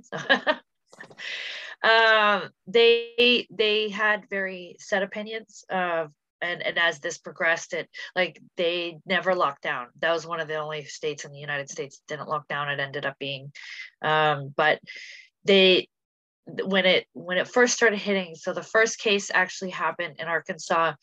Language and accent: English; Canada; I'm a Canadian citizen